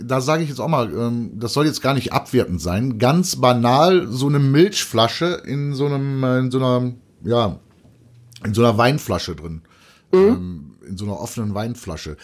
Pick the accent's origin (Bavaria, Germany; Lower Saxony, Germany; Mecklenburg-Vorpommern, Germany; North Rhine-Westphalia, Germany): North Rhine-Westphalia, Germany; Cologne; ich als, als Kölner